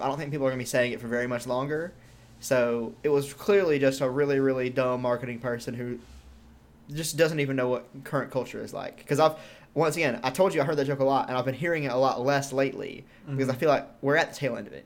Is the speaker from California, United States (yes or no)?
no; Georgia, United States; moved away as an adult; I'm from Georgia. I lived there for 99% of my life so far, and I don't live there anymore